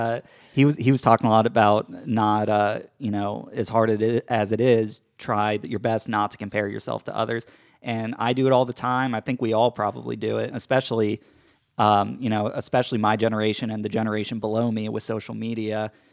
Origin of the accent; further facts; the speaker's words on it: Georgia, United States; moved away as an adult; also born or lived in Brooklyn, New York City; I grew up in Georgia, spent my, all my life here